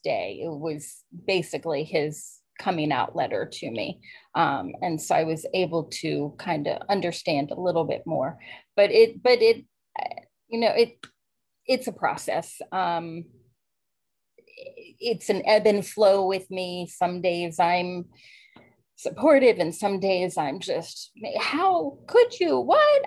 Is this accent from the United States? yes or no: yes; Maryland, United States; I grew up in Maryland, born and raised, a strict Catholic family